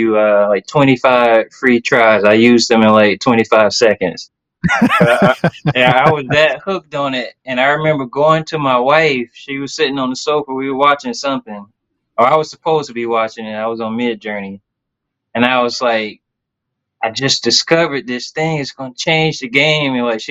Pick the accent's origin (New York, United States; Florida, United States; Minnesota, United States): Florida, United States; Tallahassee; moved away as an adult; now in Jacksonville, United States; I'm from Tallahassee, Florida.